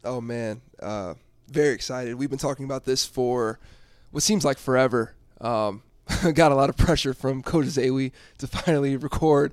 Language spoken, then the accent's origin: English; Dallas, Texas, United States; moved away as an adult; now in Denver, United States; I'm originally from Dallas, Texas